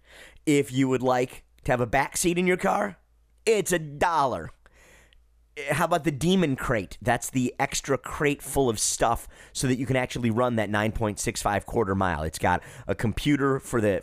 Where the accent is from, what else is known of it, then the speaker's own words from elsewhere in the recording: Detroit, Michigan, United States; moved away as an adult; now in Charlotte, United States; I'm from Detroit originally, born and raised there. I live in the metropolitan Charlotte, North Carolina area these days